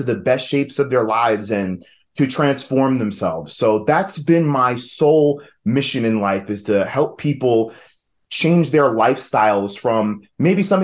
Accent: New York, United States; accent: New York; moved away as an adult; now in Asheville, United States; I am originally from New York, if you couldn't tell by the accent

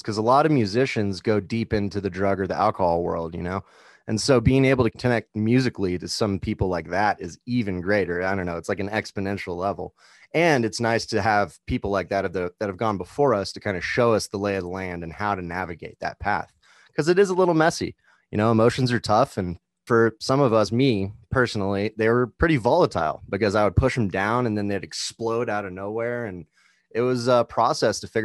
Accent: Kansas City, United States; now in Denver, United States; I'm from Kansas City, full-time musician in the Denver area

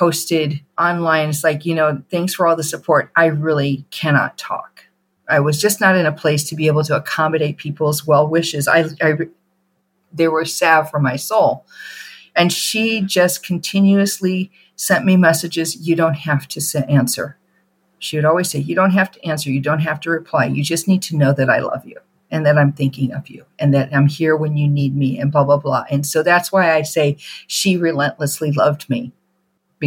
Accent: outside of Chicago, Illinois, United States; We grew up outside of Chicago

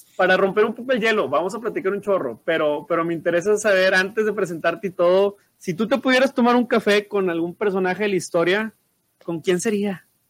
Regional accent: Monterrey, Nuevo León, Mexico; somos de aquí en Monterrey

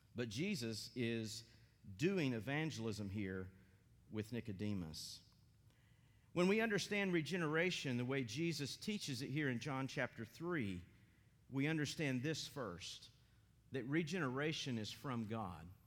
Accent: Maryville, Tennessee, United States; also born or lived in Johnson City, Tennessee / West Virginia; now in Athens, United States; I grew up in Maryville, Tennessee, in a PCA church

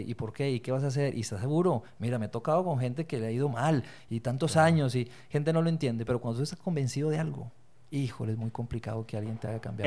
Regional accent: Bogotá, Colombia; also born or lived in Torreón, Coahuila, Mexico; now in Mexico; soy de Torreón, soy lagunero, eh, me crié en Colombia, Bogotá, Colombia, viví 16 años de mi vida allá y regresé en el 99

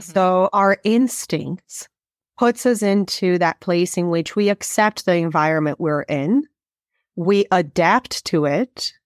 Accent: Brazil; moved away as an adult; I am originally from Brazil, and, um, I did get to grow up most of my life in Brazil

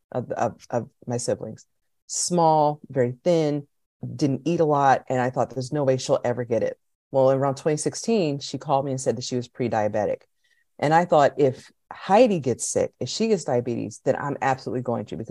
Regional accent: Pennsylvania, United States; I'm from Pennsylvania, which is in Northeast America

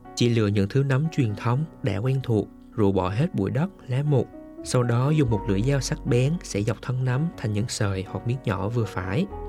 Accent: Central Highlands, Vietnam; ở Tây Nguyên quê tôi

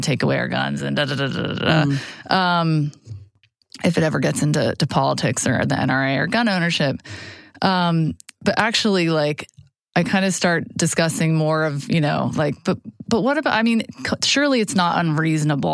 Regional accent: Atlanta, Georgia, United States; also born or lived in Boston, Massachusetts; I was born in Boston, but grew up in Atlanta

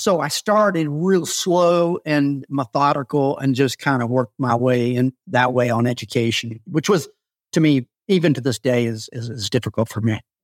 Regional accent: South Carolina, United States; I grew up in the South as a man

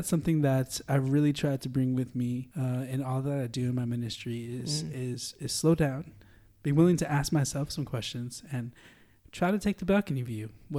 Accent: Holland, Michigan, United States; I was moving from Holland, Michigan, which is, if you've been to Holland, it's a little bit more, you know, it has a city feel, but not really at all.

